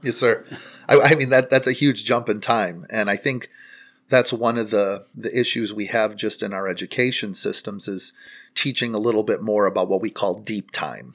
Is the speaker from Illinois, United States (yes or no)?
yes; Warrenville, Illinois, United States; I'm a local person as well. You know, as I mentioned in the presentation, I, I'm from Warrenville